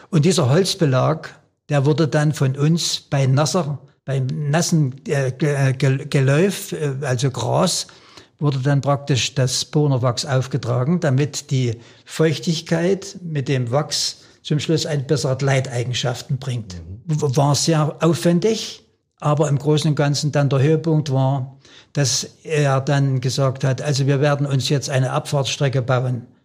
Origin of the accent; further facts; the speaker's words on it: Lauter, Saxony, Germany; born there; Bei uns am, in Lauter, wo ich geboren bin, war ein kleiner, ein kleiner Weg, der etwas steiler war